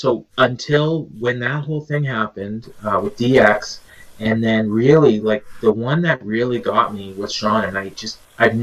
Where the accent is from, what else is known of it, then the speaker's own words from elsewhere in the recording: Canada; I'm Canadian